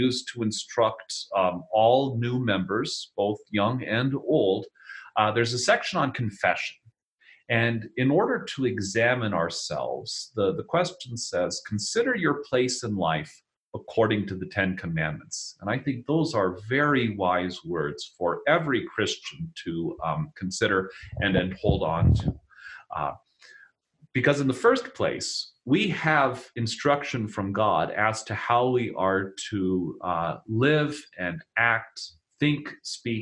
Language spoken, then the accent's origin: English; Denver, Colorado, United States; moved away; I'm from Denver. My parents and my sister and her husband still live down there.